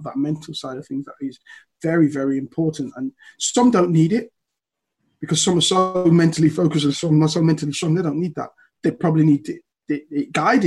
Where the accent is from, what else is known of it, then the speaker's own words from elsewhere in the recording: Leicester, East Midlands, United Kingdom; moved away as an adult; also born or lived in Liverpool; I was born and raised in Leicester